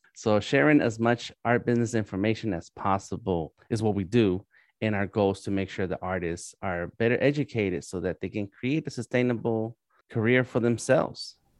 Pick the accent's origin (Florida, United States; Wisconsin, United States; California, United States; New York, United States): California, United States; Los Angeles; moved away as an adult; now in Atlanta, United States; I am born and raised in East